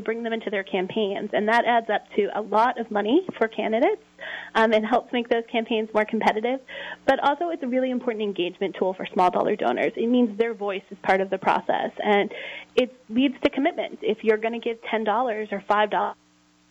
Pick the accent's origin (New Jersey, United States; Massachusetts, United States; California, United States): Massachusetts, United States; Revere; I come from Revere, Massachusetts